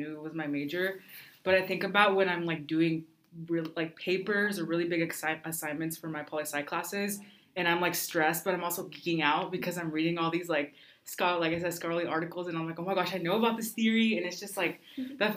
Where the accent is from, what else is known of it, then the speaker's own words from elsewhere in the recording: The Dalles, Oregon, United States; first language Spanish; English is a second language; I'm originally from the Dalles, Oregon, so that's in the Gorge in Oregon.